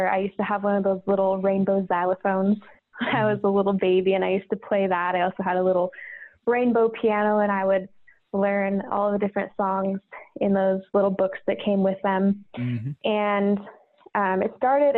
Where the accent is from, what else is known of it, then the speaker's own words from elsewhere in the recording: Tucson, Arizona, United States; moved away as an adult; now in Treasure Valley, Idaho, United States; I'm actually originally from Tucson, Arizona.